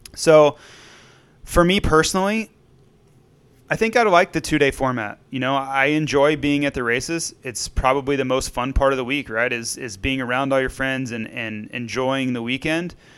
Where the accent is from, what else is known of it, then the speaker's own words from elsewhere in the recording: Florida, United States; growing up in Florida